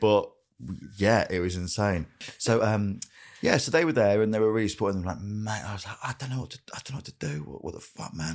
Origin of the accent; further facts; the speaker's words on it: Grimsby, Yorkshire and the Humber, United Kingdom; growing up in Grimsby